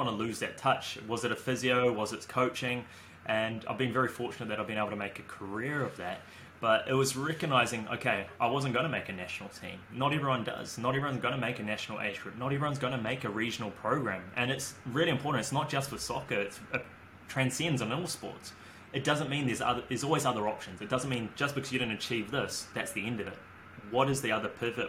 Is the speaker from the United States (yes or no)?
no; Auckland, New Zealand; growing up in Auckland